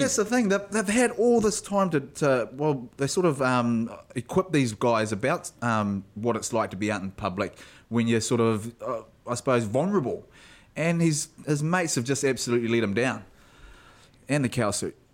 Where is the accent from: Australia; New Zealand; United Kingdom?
New Zealand; South Island; I was brought up down south